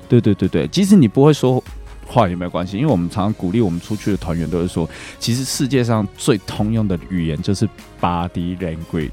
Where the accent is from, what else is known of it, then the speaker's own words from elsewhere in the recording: Taiwan; 我们台湾人